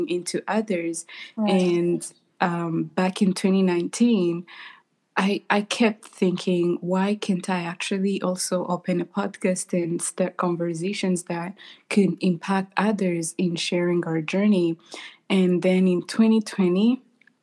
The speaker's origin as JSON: {"language": "English", "country": "Rwanda", "tie": "born or raised there", "moved": "yes", "lives_now": "United States", "said": "I am born and raised in Rwanda. I currently live in the United States."}